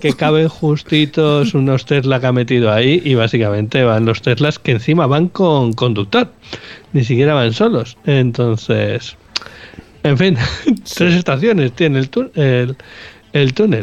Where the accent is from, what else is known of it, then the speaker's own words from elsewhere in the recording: Bilbao, Basque Country, Spain; nosotros somos de Bilbao